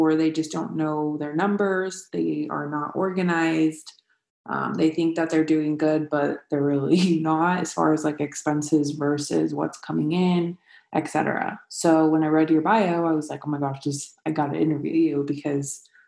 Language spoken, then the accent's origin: English; Escondido, California, United States; I played for Escondido, to begin with, at FC Heat.